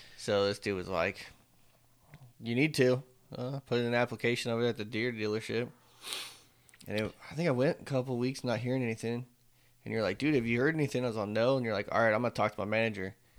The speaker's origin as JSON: {"language": "English", "region": "Northern California", "country": "United States", "moved": "as an adult", "lives_now": "Texas, United States", "said": "We're from Northern"}